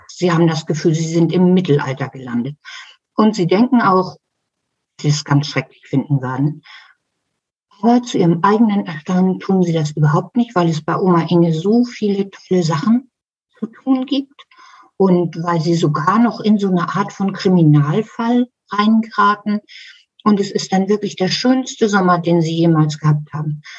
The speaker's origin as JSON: {"language": "German", "region": "Hamburg", "country": "Germany", "tie": "born or raised there", "said": "als Kind in der Schule gelernt. In Hamburg"}